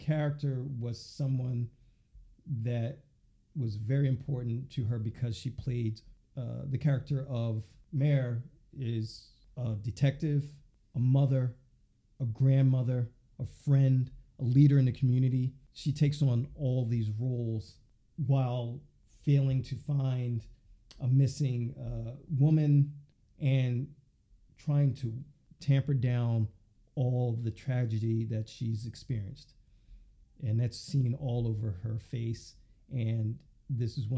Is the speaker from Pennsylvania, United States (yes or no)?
yes; Philadelphia, Pennsylvania, United States; I'm from Philly, born and raised